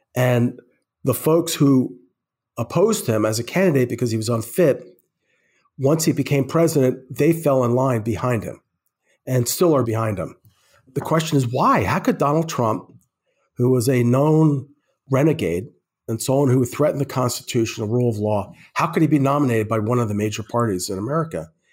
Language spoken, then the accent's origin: English; Croton-on-Hudson, New York, United States; moved away as an adult; also born or lived in Brooklyn, New York / Oberlin, Ohio / New Mexico / Minnesota; now in Twin Cities, United States; I was born in Brooklyn, New York, and I still identify as a Brooklynite. I went to school you know, the beginning of, uh, elementary school, and then my parents moved a lot of people out, out of Brooklyn to northern Westchester, which is where I more or less grew up, a small town called Croton on Hudson.